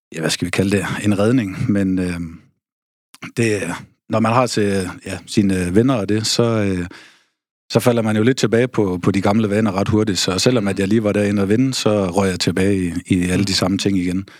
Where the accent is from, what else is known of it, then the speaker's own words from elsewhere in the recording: Aarhus, Central Denmark Region, Denmark; moved away; also born or lived in North Jutland; Født og opvokset i Aarhus